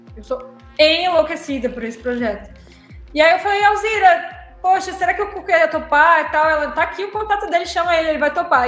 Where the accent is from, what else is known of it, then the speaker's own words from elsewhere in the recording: Rio Grande do Sul, Brazil; eu como gaúcha tô ali na fronteira, né, já tô mais perto